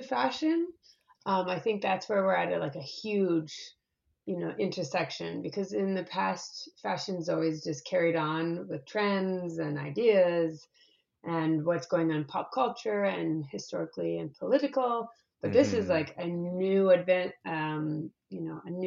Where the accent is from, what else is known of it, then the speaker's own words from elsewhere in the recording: Canada; moved away; I'm Canadian